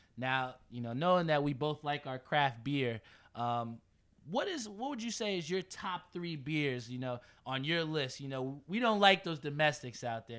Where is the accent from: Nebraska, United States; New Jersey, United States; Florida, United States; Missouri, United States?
New Jersey, United States; Edison; I'm from Edison, right here